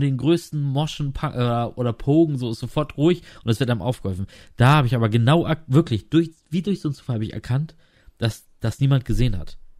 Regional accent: Lower Saxony, Germany; moved away as an adult; also born or lived in Rostock / Graal-Müritz; ich bin auch in Niedersachsen aufgewachsen

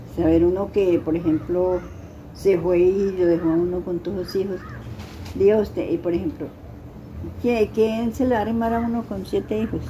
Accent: La Vega de los Padres, Tolima, Colombia; now in Armero, Colombia; yo soy de La Vega de los Padres

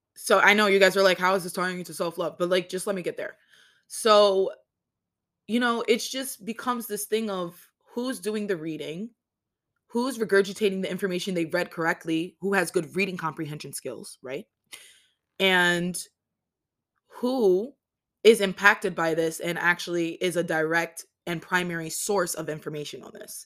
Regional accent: New York City, New York, United States; I was born in Rikers Island.

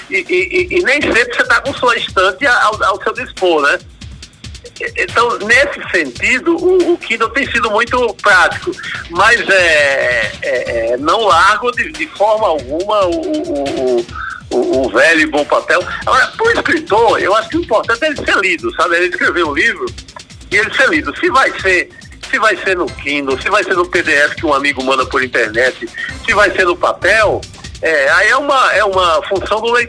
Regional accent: Northeast Region, Brazil; eu tenho, como nordestino, eu tenho propagado o, o dois, assim, né?

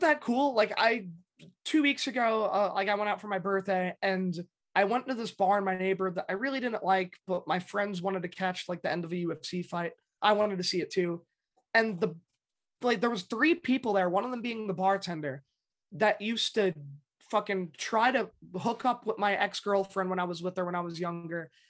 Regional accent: New York City, New York, United States; I grew up in the Bronx

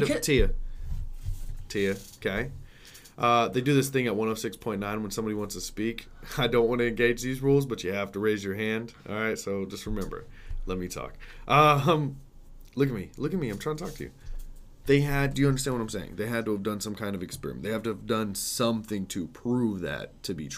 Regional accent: United States; an American man

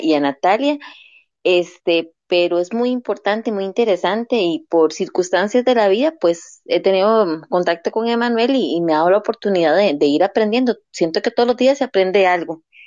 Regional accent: Costa Rica; como costarricense

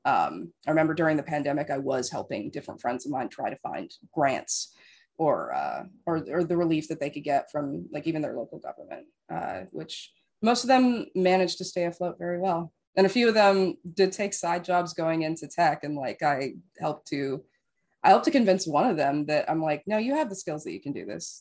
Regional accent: Las Vegas, Nevada, United States; now in West Coast, United States; I grew up in Las Vegas

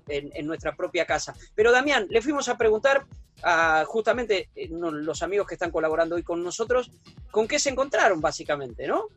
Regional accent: Puan, Buenos Aires Province, Argentina; nací en Puana, 600 kilómetros, soy bonaerense, bonaerense de nacimiento, bonaerense de residencia

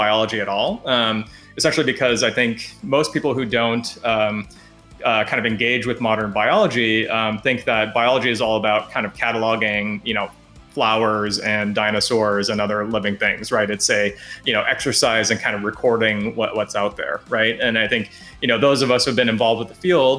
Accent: Alaska, United States; I grew up in Alaska, and the reason that I grew up in Alaska was, my parents were teachers

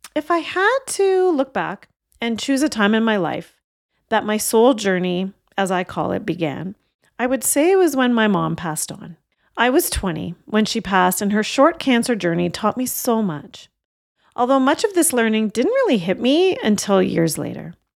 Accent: Canada; my parents came from India in the late sixties, and I was born in Canada

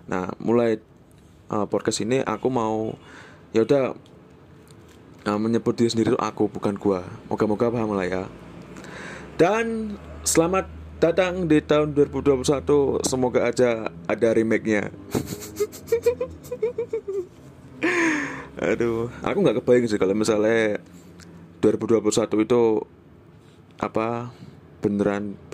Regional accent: Java, Indonesia; aku tuh kan sebenarnya bukan orang Jakarta aku tuh sebenarnya orang Jawa jadi kalau misalnya pakai bahasa Indonesia tuh untuk orang pertama untuk diri sendiri ya itu mesti aku

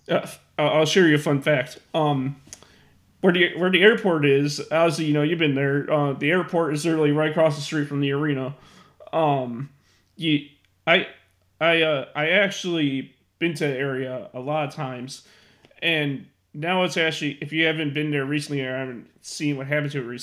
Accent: Marion, Arkansas, United States; Marion, Arkansas. Marion, Arkansas.

